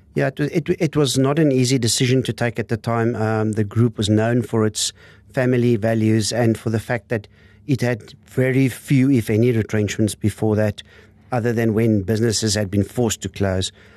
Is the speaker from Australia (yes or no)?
no; Windhoek, Khomas, Namibia; also born or lived in Lüderitz, Namibia / Stellenbosch, South Africa; grew up in Windhoek.